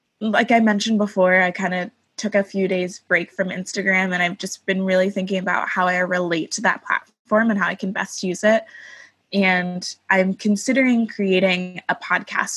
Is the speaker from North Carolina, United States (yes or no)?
no; Oak Park, Illinois, United States; I grew up in Oak Park, Illinois